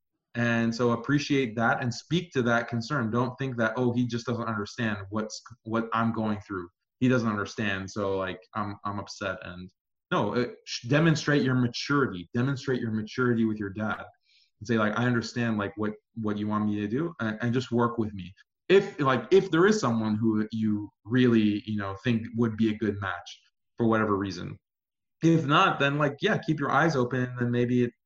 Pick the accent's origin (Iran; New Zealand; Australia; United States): Iran; moved away; I'm here from Iran. Persian